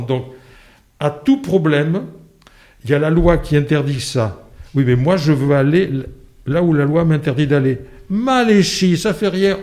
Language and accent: French; Landes, Nouvelle-Aquitaine, France; also born or lived in Lourdes; j'ai vécu dans les Landes, si bien que je peux dire que mon milieu géographique d'enfance, ce sont les Landes.